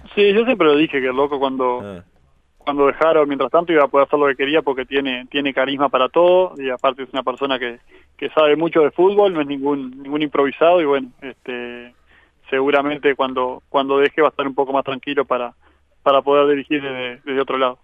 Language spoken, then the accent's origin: Spanish; Agraciada, Soriano, Uruguay; now in Carmelo, Uruguay; yo soy de Agraciada, que está a unos 80 kilómetros de Colonia, más allá que ahora vivo en Carmelo